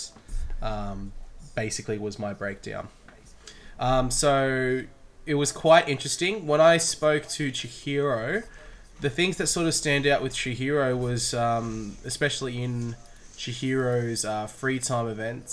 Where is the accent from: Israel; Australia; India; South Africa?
Australia; As three Australian boys having a podcast